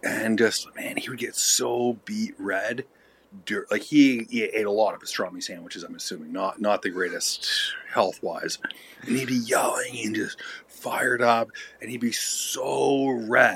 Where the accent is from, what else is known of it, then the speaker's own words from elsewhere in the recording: Canada; I am Canadian.